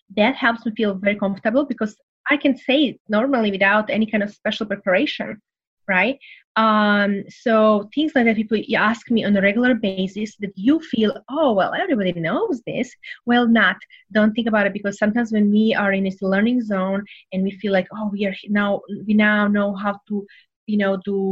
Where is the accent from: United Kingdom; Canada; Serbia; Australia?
Serbia; English is a second language; moved away as an adult; now in United States; I came from Serbia, so very, you know, poor country, went through the war